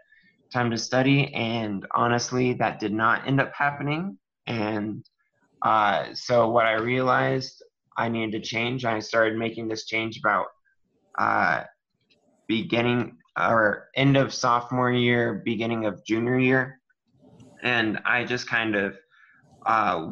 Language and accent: English; Castle Rock, Colorado, United States; moved away as an adult; now in Waco, United States; I am from Castle Rock, Colorado